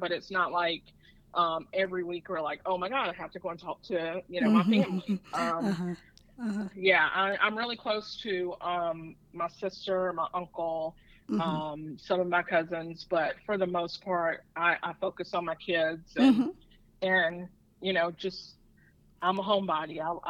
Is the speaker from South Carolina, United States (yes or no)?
yes; Edgemore, South Carolina, United States; So my family has 36 acres of land. And I grew up with probably the largest playground ever.